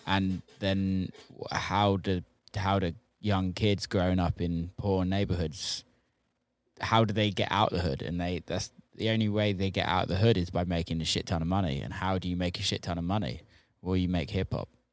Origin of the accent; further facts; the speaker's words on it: United Kingdom; being British